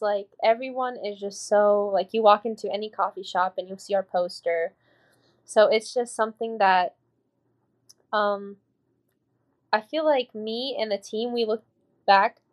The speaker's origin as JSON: {"language": "English", "town": "Louisville", "region": "Kentucky", "country": "United States", "tie": "born or raised there", "said": "I'm from Louisville. I'm not from Kentucky. When people ask me where I'm from, I'm from Louisville"}